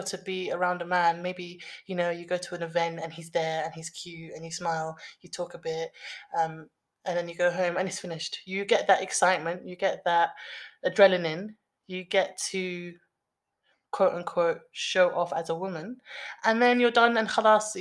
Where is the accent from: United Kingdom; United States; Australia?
United Kingdom; London; we are from the West, we are Londoners